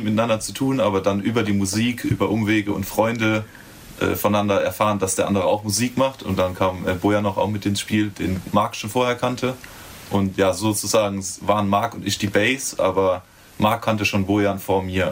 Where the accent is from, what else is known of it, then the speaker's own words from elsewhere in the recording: Schifferstadt, Rhineland-Palatinate, Germany; wir kommen beide aus Schifferstadt